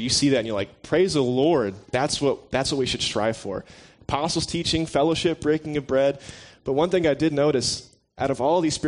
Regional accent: Tennessee, United States; I'm born and raised in Tennessee.

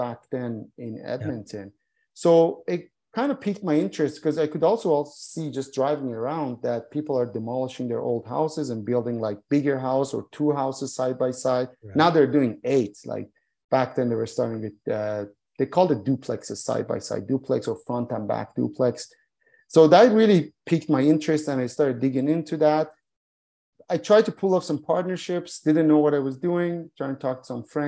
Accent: Iran; moved away; I was born in Iran

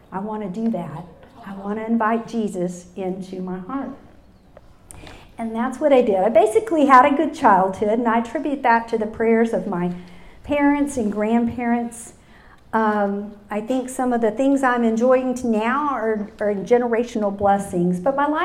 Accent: Utopia, Texas, United States; also born or lived in Dallas, Texas; I was born in 1959 in Dallas, Texas. And I have to say, my first memories of God were when I was six years old and lived in Utopia, Texas. When, so when I say I'm an ordinary hill country girl

